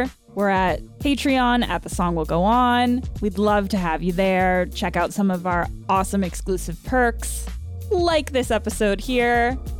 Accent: England, United Kingdom; I wanted to fawn over him like a love-struck schoolgirl, but I am English and genetically incapable.

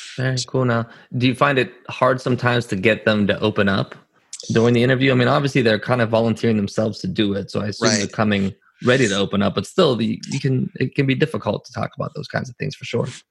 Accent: Pittsburgh, Pennsylvania, United States; moved away; I'm from Pittsburgh originally, born and raised there

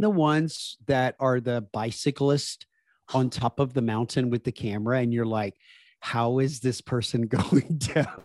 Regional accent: Deep South, United States; accent: Southern; especially when my Southern accent comes out 'cause I grew up in the Deep South in the, the United States

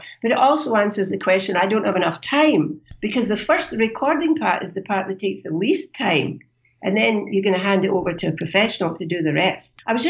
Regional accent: Canada; as you know, I'm from Canada.

